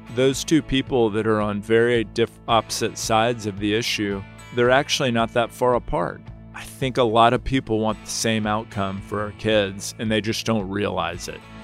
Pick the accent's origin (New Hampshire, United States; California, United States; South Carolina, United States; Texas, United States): Texas, United States; Houston; also born or lived in Nashville, Tennessee / New York; I was born in Nashville, Tennessee, uh, moved to Houston when I was three years old